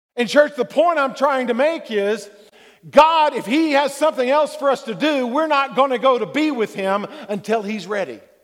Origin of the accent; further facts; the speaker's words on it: Texas, United States; being a Texan